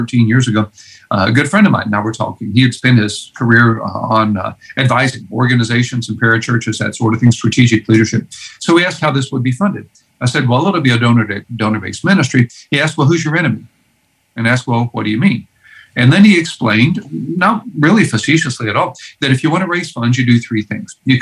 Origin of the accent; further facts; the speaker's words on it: Houston, Texas, United States; I grew up in Houston, Texas